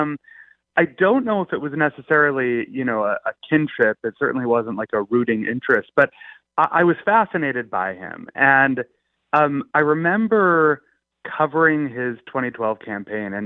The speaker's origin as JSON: {"language": "English", "town": "Belmont", "region": "Massachusetts", "country": "United States", "tie": "born or raised there", "said": "I grew up in Massachusetts, actually lived in Belmont, the same town that he was in."}